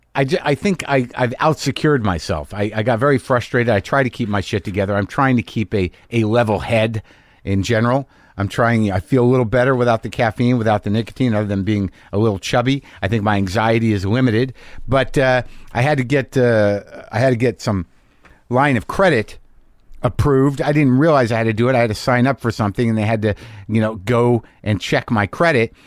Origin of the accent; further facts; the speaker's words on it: United States; as an American